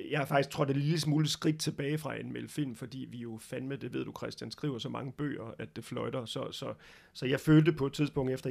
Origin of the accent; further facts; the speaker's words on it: Brussels, Brussels-Capital Region, Belgium; also born or lived in Denmark; vokset op, kan man sige, øhm, godt nok de første leveår i Danmark, men så øh, blev jeg transporteret som lille dreng til Bruxelles i Belgien, fordi min far skulle arbejde i det, der hed EF dengang.